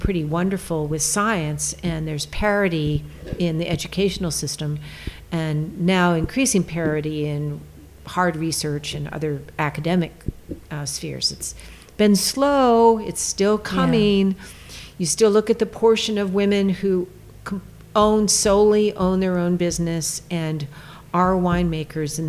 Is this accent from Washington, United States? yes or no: no; California, United States; also born or lived in Maine / New York; I'm a Californian, born and raised